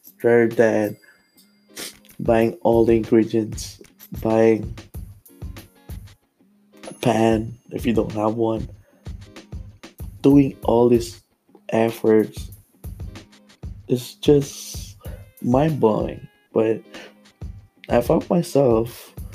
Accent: Philippines; moved away; I'm Filipino

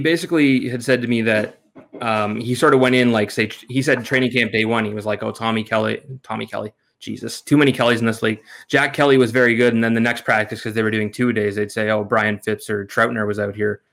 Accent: Canada; as a Canadian

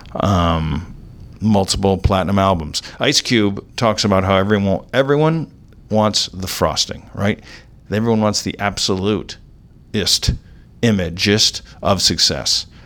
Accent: Orange County, California, United States; I grew up in Orange County

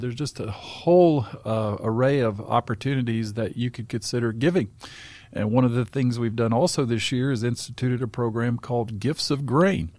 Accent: Southern Appalachia, North Carolina, United States; in Southern Appalachian, where I grew up in North Carolina

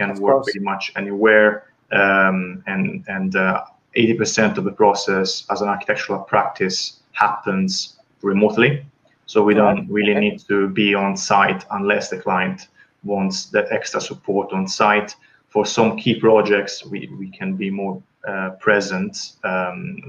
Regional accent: Tuscany, Italy; accent: Italian; English is a second language; moved away as an adult; now in London, United Kingdom; I'm obviously Italian, as you can hear from my accent, from Tuscany

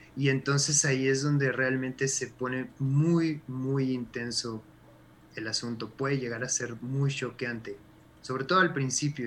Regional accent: Mexico; como mexicanos

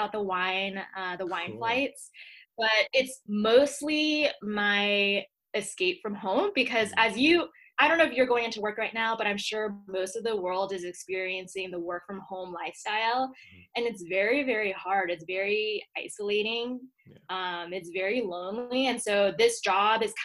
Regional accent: Atlanta, Georgia, United States; moved away as an adult; also born or lived in Secaucus, New Jersey / Boston / New York; now in Colorado, United States; I really consider myself born and raised in Georgia just because that was my whole upbringing.

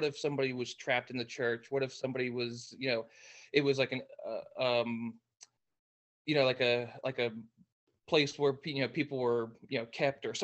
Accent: New Jersey, United States; moved away as an adult; now in Virginia, United States; I'm from the United States. I'm originally from New Jersey

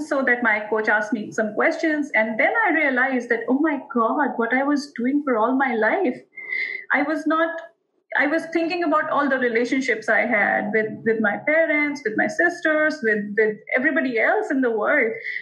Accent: Modinagar, Uttar Pradesh, India; We are a family wherein we are three sisters from India. And from a small town of India, Modinagar.

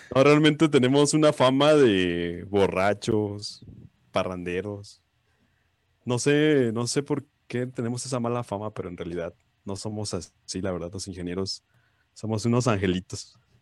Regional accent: Mexico; nos caracteriza como mexicanos

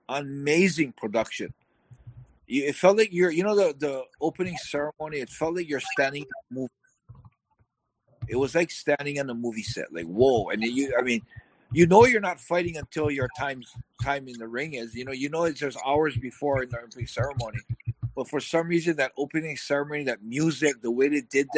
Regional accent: Hawaii, United States; I'm from Hawaii, I'm American

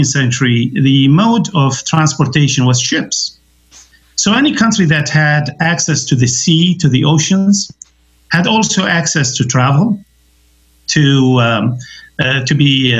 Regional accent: Baghdad, Baghdad Governorate, Iraq; moved away as an adult; also born or lived in London, United Kingdom / Basra, Iraq; now in Michigan, United States; I was born in Baghdad many moons ago in 1948, and I was schooled in Iraq.

